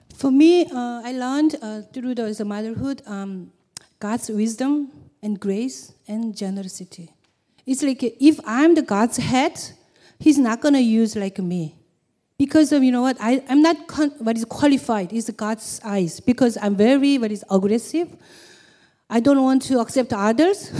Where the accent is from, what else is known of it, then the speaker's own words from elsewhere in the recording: South Korea; English is a second language; moved away; I'm from South Korea